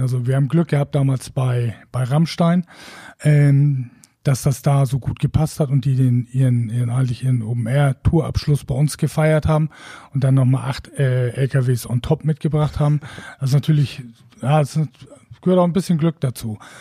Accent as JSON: {"language": "German", "town": "Wacken", "region": "Schleswig-Holstein", "country": "Germany", "said": "ich komme aus Wacken"}